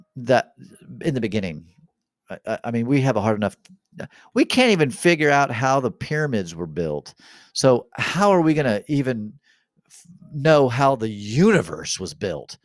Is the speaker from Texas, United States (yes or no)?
no; Kansas City, Missouri, United States; I was born here in America, in, in Kansas City